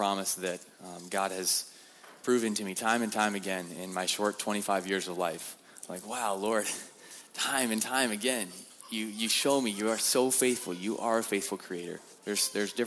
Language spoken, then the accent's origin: English; Montana, United States; I'm from Montana, and we don't leave Montana